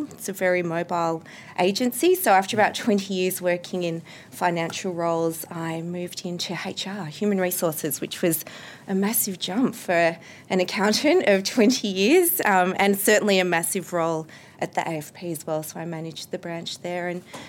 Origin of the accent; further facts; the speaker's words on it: Canberra, Australian Capital Territory, Australia; I was from Canberra